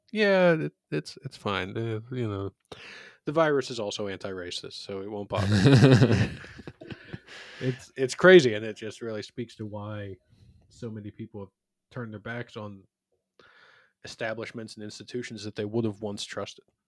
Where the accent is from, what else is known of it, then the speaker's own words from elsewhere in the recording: Philadelphia, Pennsylvania, United States; in my hometown of Philadelphia